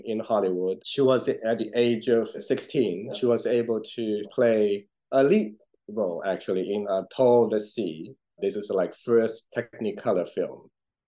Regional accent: China; moved away; I grew up in China. I know all those places

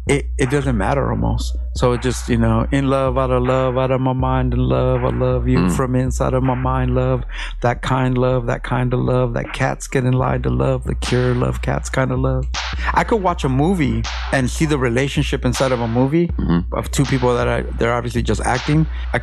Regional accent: Los Angeles, California, United States; now in Long Beach, United States; I'm from Mid City, but I've been in Long Beach for a couple years now.

